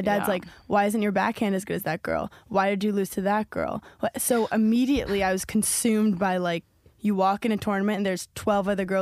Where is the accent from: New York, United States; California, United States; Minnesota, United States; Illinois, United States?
New York, United States; New York City; I'm from New York City